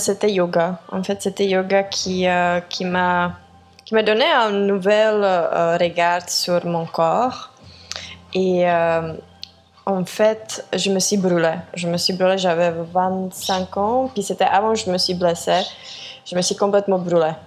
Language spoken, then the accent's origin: French; Czechia; moved away; also born or lived in France / Montreal, Canada; je viens de la République tchèque